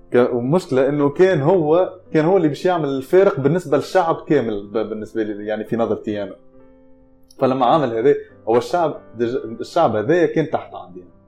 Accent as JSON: {"language": "Arabic", "country": "Tunisia", "moved": "yes", "said": "انا تونسي"}